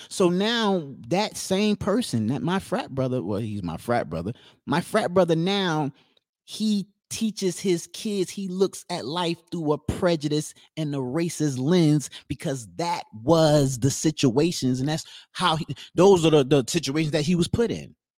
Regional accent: New Jersey, United States; we're from New Jersey

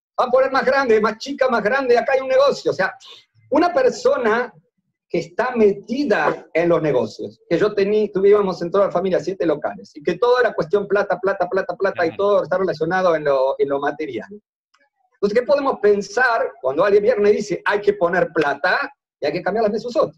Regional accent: Montevideo, Uruguay; primero soy uruguayo, nacido en Montevideo

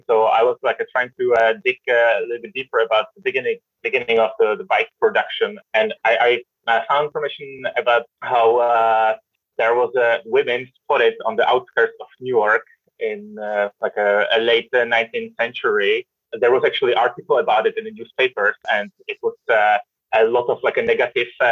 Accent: Czechia; moved away; I'm originally from Czech Republic, where also like everybody knows how to cycle and never had actually any lessons besides that my mother took me to the traffic playground

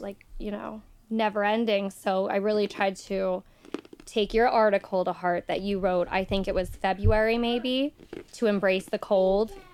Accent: Nockamixon State Park, Pennsylvania, United States; I grew up right across from Nakamixon State Park

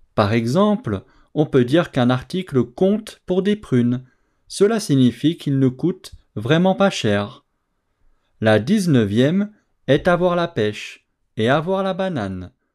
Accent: France; je suis français

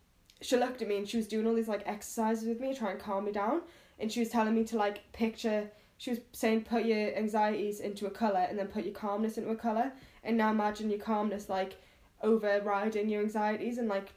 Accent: United Kingdom; I'm a British person in New York

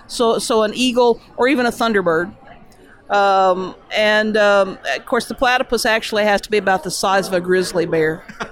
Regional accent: Clarksville, Tennessee, United States; I grew up outside of Clarksville, Tennessee

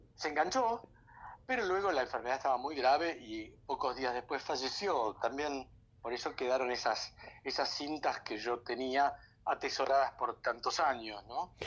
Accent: Argentina; así somos nosotros los argentinos

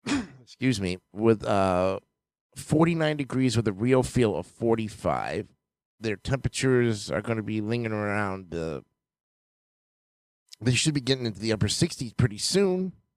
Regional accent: New York, United States; as we all were growing up in New York

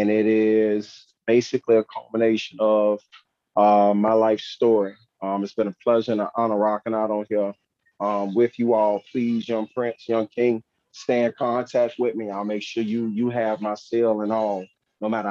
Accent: Fort Lauderdale, Florida, United States; moved away as an adult; also born or lived in Missouri; Growing up in the Fort Lauderdale city limits of Broward County

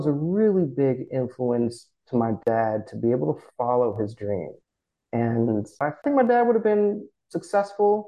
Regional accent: California, United States; moved away as an adult; also born or lived in New York / San Francisco; I'm from Cali, and every time I came back to California, I knew I was going to end up here

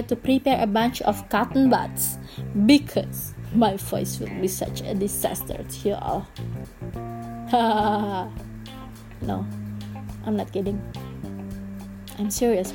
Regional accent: Indonesia; first language Indonesian; English is a second language; Bahasa Indonesia is my mother language, because I come from Indonesia

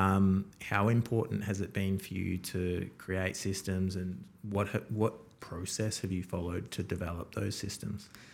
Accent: Townsville, Queensland, Australia; now in Melbourne, Australia; I was born in Townsville, so way up north

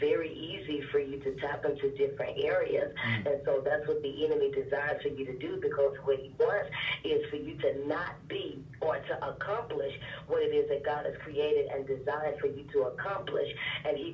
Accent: Memphis, Tennessee, United States; now in Atlanta, United States; I am originally from Memphis, Tennessee, by way of West Memphis, Arkansas, and I'm now in Atlanta

